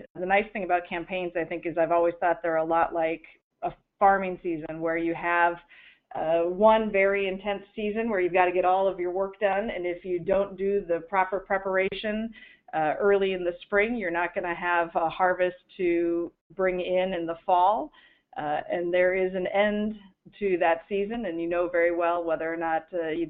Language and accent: English; North Dakota, United States; now in Washington, United States; That's right.